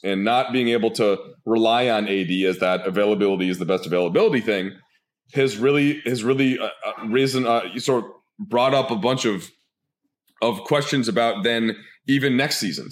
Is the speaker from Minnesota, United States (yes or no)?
yes; Minnesota, United States; now in Los Angeles, United States; growing up in Minnesota in the eighties meant there was no Timberwolves even.